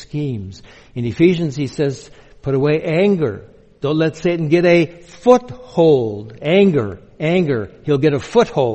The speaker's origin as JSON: {"language": "English", "region": "Minnesota", "country": "United States", "tie": "born or raised there", "moved": "yes", "lives_now": "Bellingham, United States", "said": "I grew up Lutheran in Minnesota, with all the other Swedes there"}